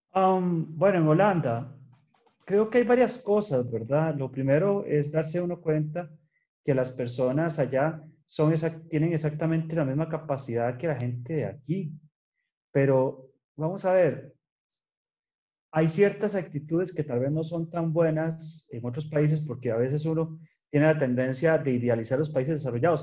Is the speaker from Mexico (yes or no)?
no; San Ramón, Alajuela, Costa Rica; also born or lived in Netherlands; yo soy de San Ramón de Arajuela, estudié en la escuela laboratorio en San Ramón